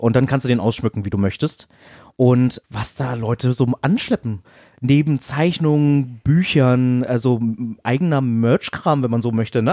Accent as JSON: {"language": "German", "region": "Berlin", "country": "Germany", "said": "als Berliner"}